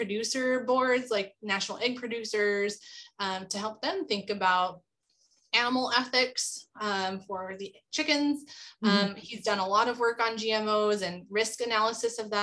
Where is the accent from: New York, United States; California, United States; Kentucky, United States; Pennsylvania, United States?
California, United States; Tulare County; I grew up in Tulare County, California, which is home to sequoia and Kings Canyon